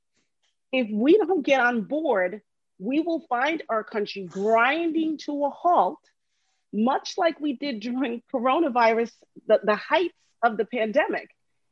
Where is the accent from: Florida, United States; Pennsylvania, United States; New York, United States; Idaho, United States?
New York, United States; Long Island; moved away; also born or lived in New Jersey; I lived in New Jersey for 20-something years. I was born and raised in Long Island